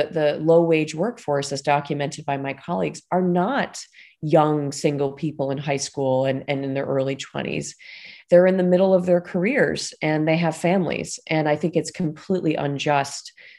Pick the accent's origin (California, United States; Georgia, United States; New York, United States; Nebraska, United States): New York, United States; Buffalo; now in Washington, D.C., United States; I'm from Buffalo, New York